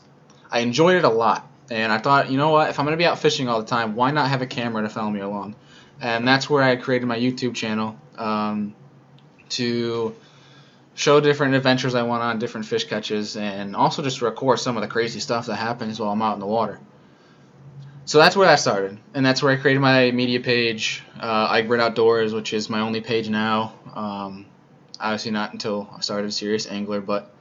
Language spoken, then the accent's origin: English; Rochester, New York, United States; moved away as an adult; also born or lived in Cortland, New York; now in South Bend, United States; I'm originally from Rochester, New York, but I'm in Indiana right now to complete my master's degree in sport management